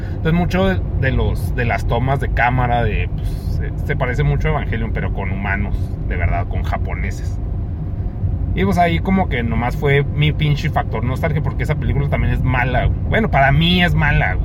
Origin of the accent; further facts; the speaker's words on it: Mexico; soy mexicano